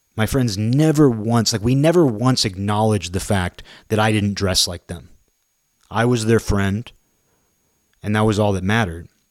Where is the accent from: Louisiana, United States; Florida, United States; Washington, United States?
Washington, United States; Kirkland; we drove by this park in my hometown